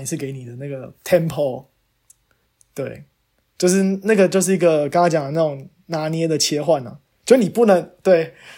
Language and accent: Chinese; Taiwan; moved away as an adult; now in United States; 我是台湾人，但我在美国，然后在做工作